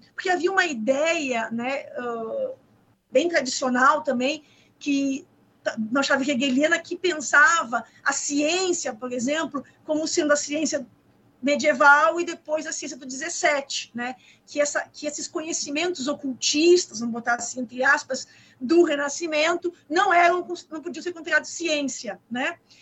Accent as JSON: {"language": "Portuguese", "area": "Gaúcha", "region": "Rio Grande do Sul", "country": "Brazil", "also_born_or_lived": "Rio de Janeiro", "moved": "as an adult", "lives_now": "Pernambuco, Brazil", "said": "Eu moro em Pernambuco. Eu sou gaúcha, eu sou carioca"}